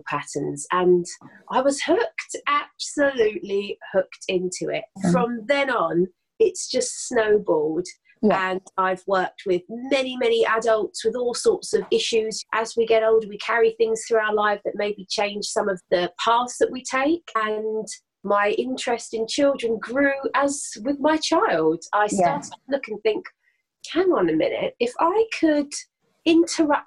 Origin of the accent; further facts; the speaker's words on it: London, United Kingdom; I'm a Londoner